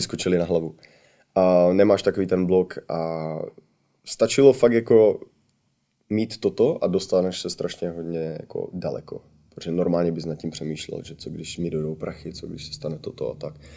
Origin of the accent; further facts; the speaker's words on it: Czechia; moved away as an adult; now in United States; já jsem uh, jako kdyby trvalý rezident USA, takže jsem stabilně, jako jsem Čech